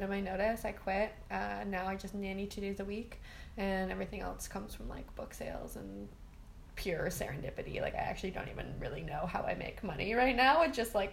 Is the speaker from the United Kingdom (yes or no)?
no; Toronto, Ontario, Canada; I'm from Toronto. So I went to school